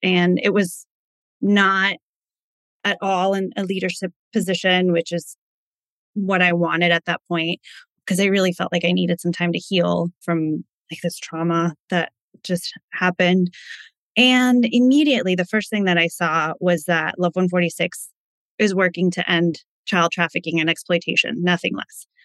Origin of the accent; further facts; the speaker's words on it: East Coast, United States; moved away as an adult; also born or lived in California; now in Connecticut, United States; We're originally from the East Coast, so we were moving back home